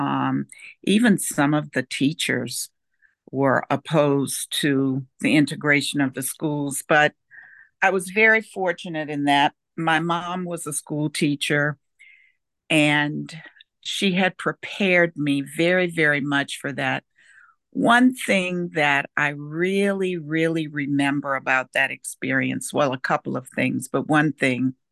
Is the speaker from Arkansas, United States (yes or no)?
no; New Orleans, Louisiana, United States; also born or lived in California / Puerto Rico; now in Virginia, United States; I grew up in New Orleans, and I'm 72, so that tells you that I grew up in the 50s and the 60s